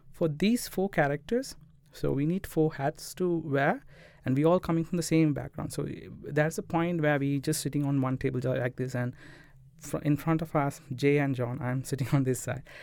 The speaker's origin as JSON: {"language": "English", "town": "Colombo", "region": "Western Province", "country": "Sri Lanka", "also_born_or_lived": "Jaffna", "moved": "as an adult", "said": "I was, uh, from Colombo, studied in Bamlupiti, Indu, and I switched to Jaffna University for computer science"}